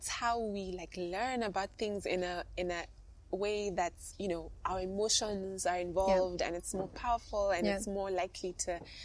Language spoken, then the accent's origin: English; Kenya; moved away as an adult; I'm really happy to be back living in Kenya.